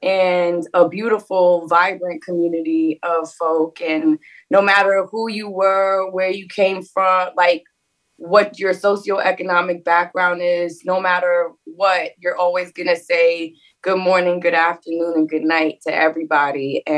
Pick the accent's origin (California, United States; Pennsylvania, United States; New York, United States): New York, United States; New York City; As a fellow Harlemite, born and raised in Harlem